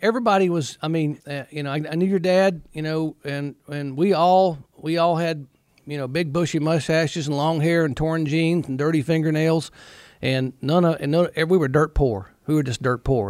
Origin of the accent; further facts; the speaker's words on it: Newton, North Carolina, United States; growing up in the Carolinas, I'd, you know, when I was a teenager, I'd, uh, go to all these different race shops